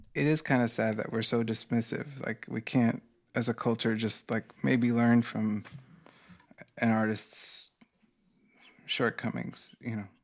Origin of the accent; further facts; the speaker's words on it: United States; as an American